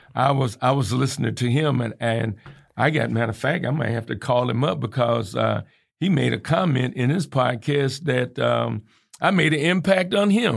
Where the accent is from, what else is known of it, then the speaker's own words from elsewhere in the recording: Georgia, United States; also born or lived in Indiana; now in Kankakee, United States; growing up in the South